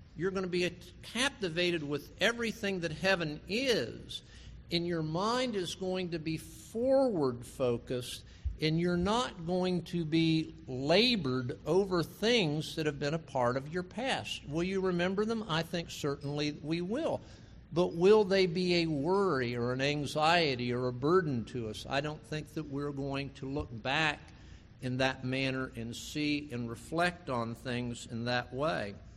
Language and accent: English; West Palm Beach, Florida, United States; as a child growing up in West Palm Beach